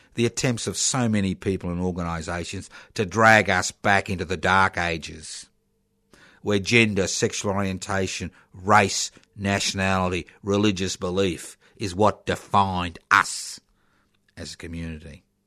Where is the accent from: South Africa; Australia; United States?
Australia